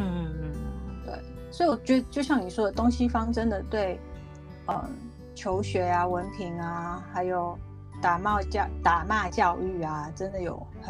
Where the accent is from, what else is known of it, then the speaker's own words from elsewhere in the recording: South Africa; moved away; also born or lived in United States; 我在南非也是这样长大的